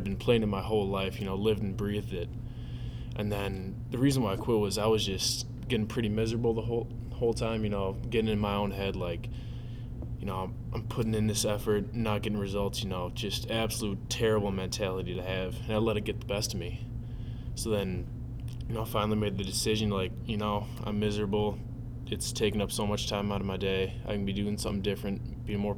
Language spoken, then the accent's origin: English; Lakeville, Minnesota, United States; From Lakeville, Minnesota, so just about a half hour south here at UST.